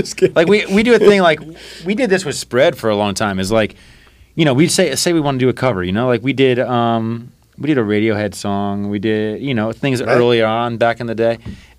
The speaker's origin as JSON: {"language": "English", "region": "Florida", "country": "United States", "said": "we're from Florida, so it's like the perfect mix of country and island"}